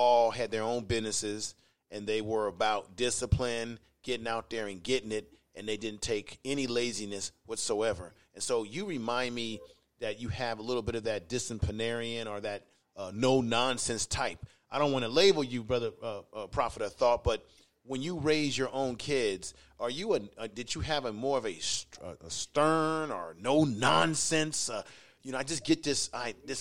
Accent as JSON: {"language": "English", "town": "Baltimore", "region": "Maryland", "country": "United States", "tie": "born or raised there", "moved": "yes", "said": "I was born in Baltimore"}